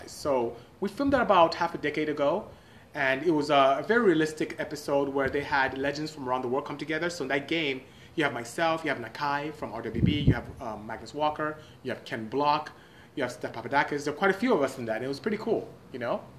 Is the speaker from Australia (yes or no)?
no; Port Harcourt, Rivers State, Nigeria; Thank you so much for joining. … from Port Harcourt, Nigeria. Good seeing you. Nigeria is where I'm from.